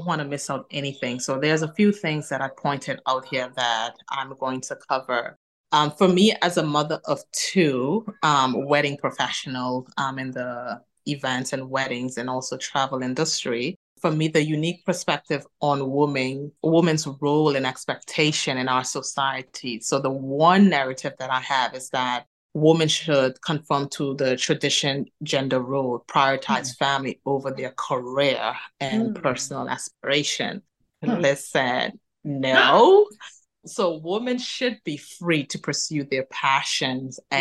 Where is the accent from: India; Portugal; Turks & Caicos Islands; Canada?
Turks & Caicos Islands; now in Manchester, United Kingdom; I am originally from the Turks and Caicos Islands